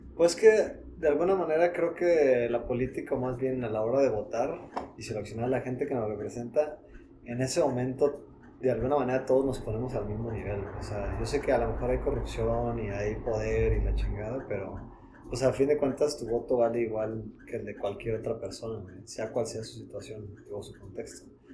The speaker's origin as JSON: {"language": "Spanish", "country": "Mexico"}